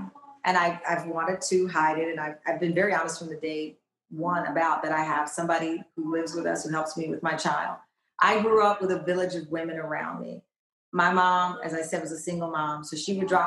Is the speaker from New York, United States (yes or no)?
no; Texas, United States; I'm from Texas